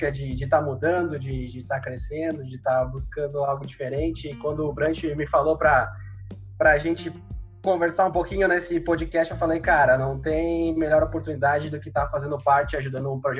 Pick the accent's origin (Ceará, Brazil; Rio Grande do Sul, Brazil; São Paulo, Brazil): Rio Grande do Sul, Brazil; Sobradinho; born there; tenho atualmente os 24 anos. Eu sou nascido em, em Sobradinho, no região centro-serra aí do estado do Rio Grande do Sul, cidadezinha de 15 mil habitantes, né?